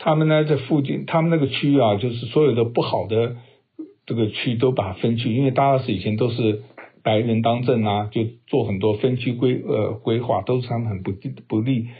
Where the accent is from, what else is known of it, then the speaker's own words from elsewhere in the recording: China; 这我我觉得我们中国人是。靠自己实力其实也没问题，可是因为我们中国人老谋深算